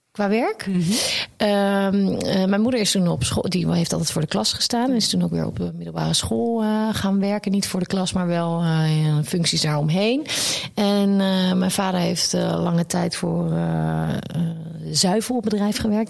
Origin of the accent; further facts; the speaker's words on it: Wassenaar, South Holland, Netherlands; also born or lived in The Hague; daar ben ik naar de eh, Wassenaar verhuisd met hun. En eh, nog daar gewoond en ook op school gezeten